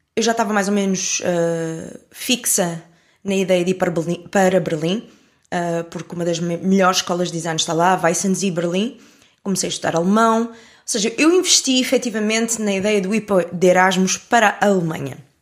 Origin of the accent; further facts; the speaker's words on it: Portugal; also born or lived in France; sou de Portugal